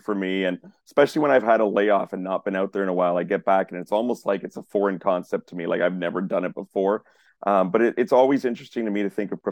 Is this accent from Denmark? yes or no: no; Toronto, Ontario, Canada; here in my hometown of Toronto